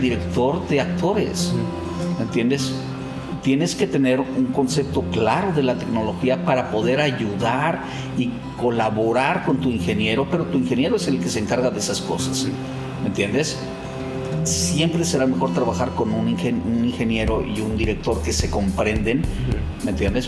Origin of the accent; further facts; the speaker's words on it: Mexico; now in Los Angeles, United States; Mis mexicanos, mi raza, eso es lo que me hace sentir muy mexicano